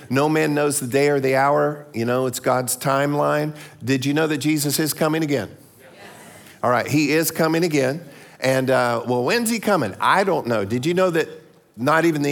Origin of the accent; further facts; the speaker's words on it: Florida, United States; I'm from Florida